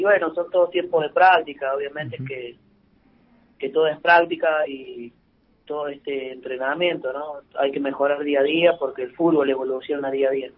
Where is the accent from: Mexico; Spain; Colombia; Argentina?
Argentina; Córdoba; moved away as an adult; also born or lived in Buenos Aires, Argentina; now in Santa Fe, Argentina; yo soy cordobés